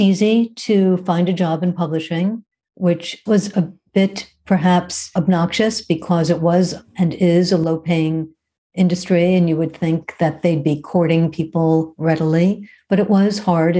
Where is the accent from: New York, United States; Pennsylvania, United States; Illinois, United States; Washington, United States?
New York, United States; Brooklyn; moved away as an adult; also born or lived in Los Angeles; I grew up in Brooklyn